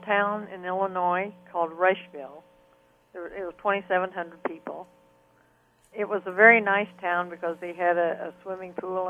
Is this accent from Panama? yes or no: yes; Panama; And then I became a fine artist as I grew up in Panama. I started painting scenes. But in my little town, I was very good in art from the time I was 6 years old.